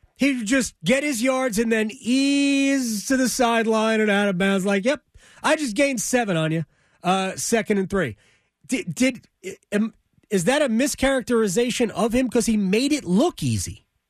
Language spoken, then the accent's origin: English; New York area, United States; moved away; as a kid growing up in the New York area